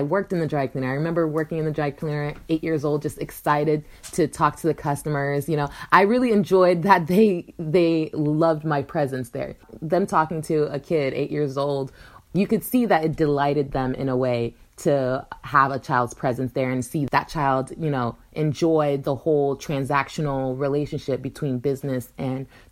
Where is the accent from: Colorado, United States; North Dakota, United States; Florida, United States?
Florida, United States; Pembroke Pines; I grew up in South Florida in a little suburb, Pembroke Pines, in between Fort Lauderdale and Miami